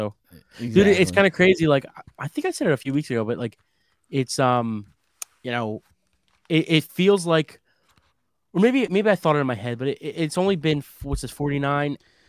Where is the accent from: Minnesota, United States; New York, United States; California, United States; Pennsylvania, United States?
Pennsylvania, United States; Philadelphia; We're from Philly, fucking Philly.